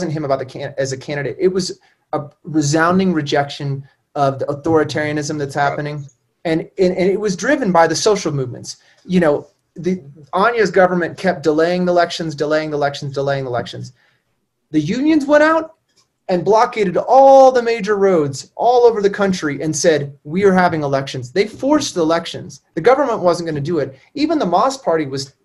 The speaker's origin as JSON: {"language": "English", "town": "Kansas City", "country": "United States", "tie": "born or raised there", "also_born_or_lived": "Midwest", "moved": "yes", "said": "I grew up in Kansas City."}